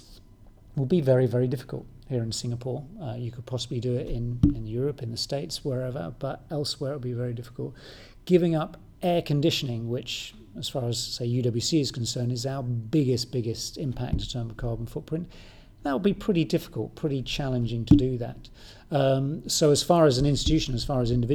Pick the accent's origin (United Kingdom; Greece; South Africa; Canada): United Kingdom; moved away; I'm British, I'm not Mongolian or anything